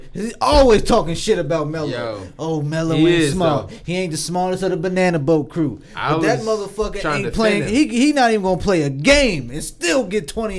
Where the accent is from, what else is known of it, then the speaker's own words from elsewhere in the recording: Baltimore, Maryland, United States; I'm sorry. I'm from West Baltimore.